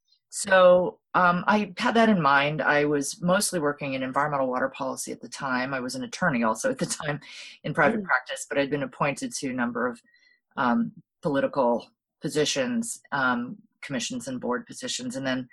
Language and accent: English; Hawaii, United States; what really became very apparent to me, particularly through, you know, growing up in Hawaii and seeing how the whole system was working